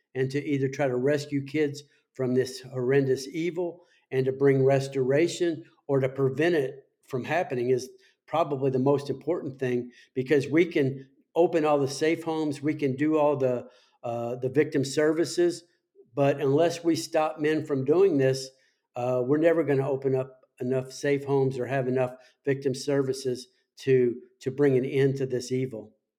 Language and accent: English; Las Vegas, Nevada, United States; my hometown of, of Las Vegas